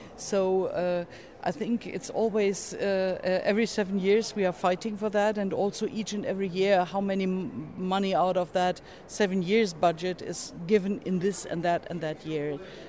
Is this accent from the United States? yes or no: no; Germany; I'm from Germany.